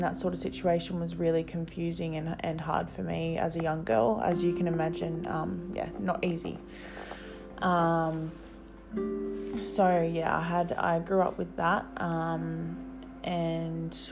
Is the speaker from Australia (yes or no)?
yes; New South Wales, Australia; I'm 22 years young and I'm from New South Wales, Australia.